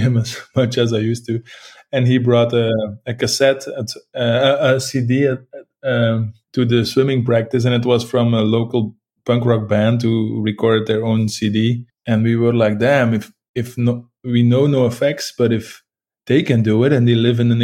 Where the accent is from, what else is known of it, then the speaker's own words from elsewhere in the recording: Leuven region, Flanders, Belgium; moved away as an adult; now in Ghent, Belgium; my parents live like 30 minutes from Leuven. So it's all, we're all from the Leuven scene